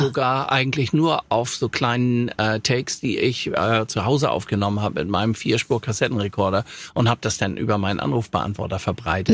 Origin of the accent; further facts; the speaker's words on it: Hamburg, Germany; also born or lived in Offenbach; in Hamburg-Langenhorn, wo ich groß geworden bin